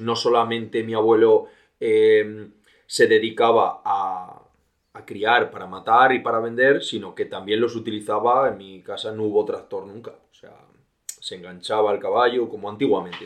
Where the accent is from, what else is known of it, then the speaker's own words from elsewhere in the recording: Villablino, Castile and León, Spain; also born or lived in Valderas / England / Australia; Yo actualmente soy de Villablino, un pueblo de la montaña, un pueblo de León, donde pasé mis dos primeros años